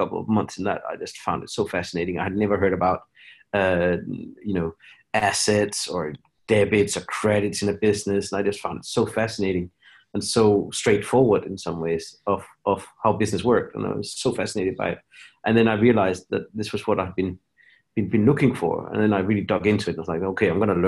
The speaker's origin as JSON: {"language": "English", "country": "Denmark", "tie": "born or raised there", "said": "I grew up in Denmark."}